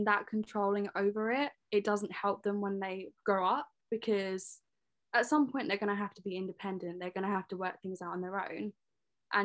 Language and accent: English; Leigh-on-Sea, East of England, United Kingdom; I'm 21 from Leon C.